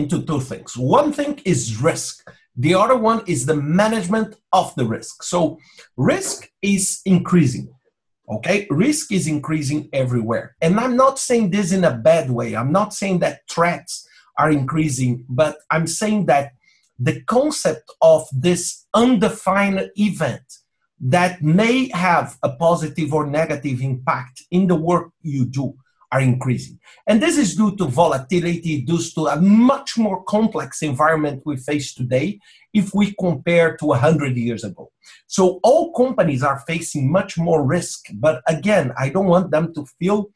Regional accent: Brazil; moved away as an adult; now in Lisbon, Portugal; I'm originally from Brazil. Right now, I live in Portugal, in Lisbon

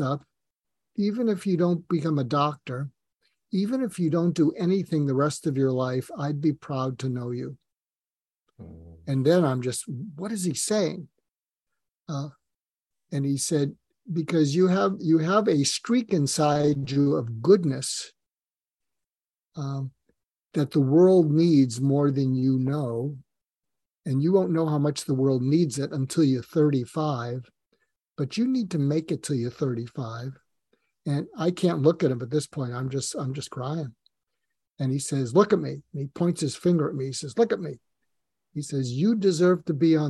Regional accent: just outside of Boston, Massachusetts, United States; moved away as an adult; I grew up just outside of Boston.

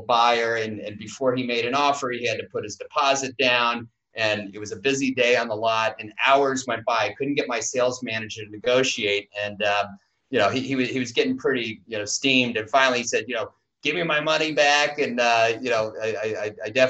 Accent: Madison, Wisconsin, United States; I grew up in Madison, Wisconsin, in the Midwest

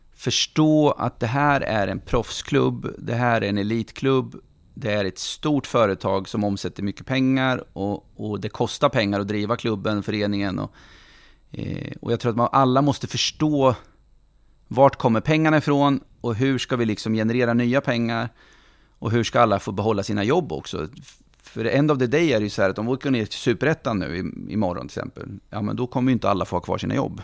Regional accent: Norrköping, Östergötland, Sweden; also born or lived in Finspång; jag är född i Finspång, uppvuxen i Norrköping hela mitt liv och det här är min stad

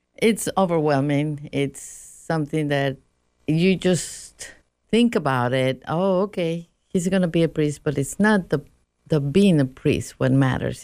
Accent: Mexico; moved away; I was raised Roman Catholic in Mexico

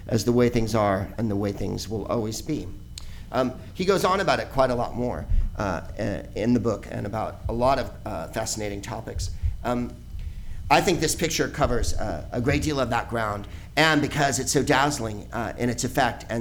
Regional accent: San Carlos, California, United States; I'm a white person, and I'm from San Carlos, the whitest place on earth

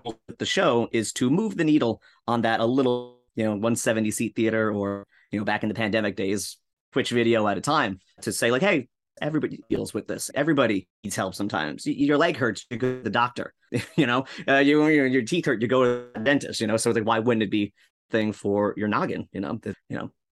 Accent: Rockland County, upstate New York, United States; moved away as an adult; now in Yonkers, United States; Upstate New York, baby, Rockland County

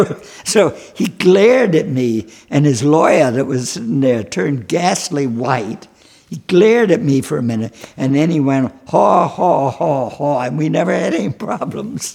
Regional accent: Charleston, South Carolina, United States; Charleston, South Carolina

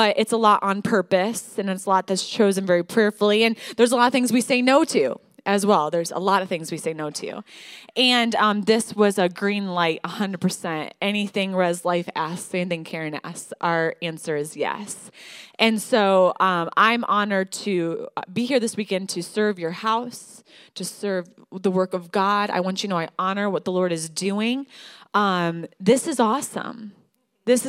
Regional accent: Michigan, United States; moved away as an adult; now in Denver, United States; I'm from Michigan

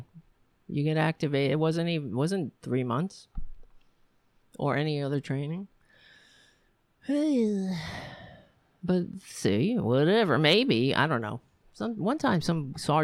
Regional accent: United States; I'm an American. I live in this fucking country

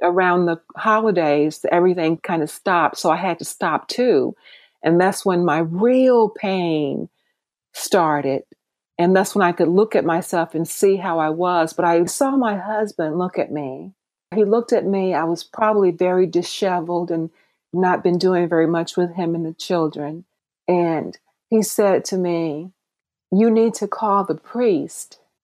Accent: Mississippi, United States; moved away as an adult; also born or lived in San Francisco; now in Atlanta, United States; growing up in Mississippi at Mississippi State University.

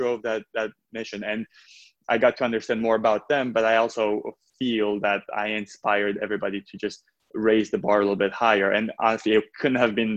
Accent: Romania; moved away; I was born in Romania, and it was right after communism

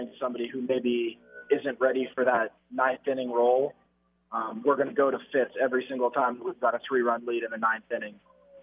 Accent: Canada; being Canadian, I had to learn it in school.

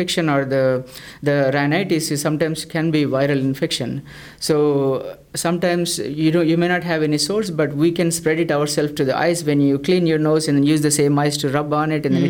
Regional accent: South India, India; moved away as an adult; also born or lived in Chicago / St. Louis; now in Texas, United States; I'm from South India. So I did my med school back in India

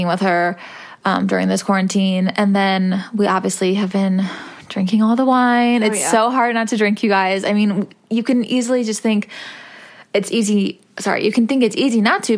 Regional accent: Missouri, United States; moved away; we are both from Missouri

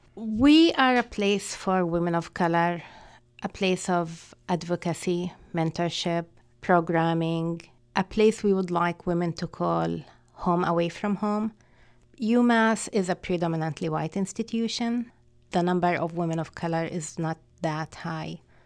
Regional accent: Palestine; English is a second language; moved away as an adult; now in United States; Being Palestinian

